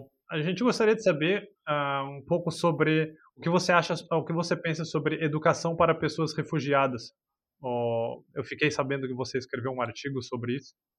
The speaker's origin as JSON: {"language": "Portuguese", "region": "São Paulo", "country": "Brazil", "moved": "yes", "said": "no Brasil eu sou de São Paulo"}